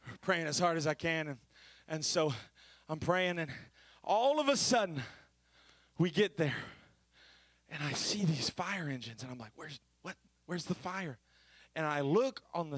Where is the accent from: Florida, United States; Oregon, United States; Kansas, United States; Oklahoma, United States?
Florida, United States; I'm from Florida